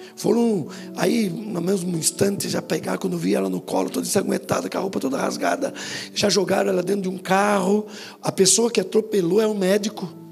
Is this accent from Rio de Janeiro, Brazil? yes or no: no; Itapetininga, São Paulo, Brazil; moved away; lá na minha cidade, de Itapetininga